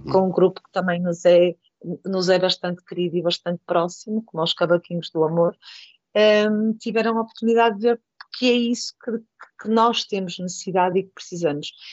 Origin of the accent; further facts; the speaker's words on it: Porto, Norte, Portugal; moved away as an adult; now in Valadares, Portugal; sou natural do Porto e vim para Valadares por, por casamento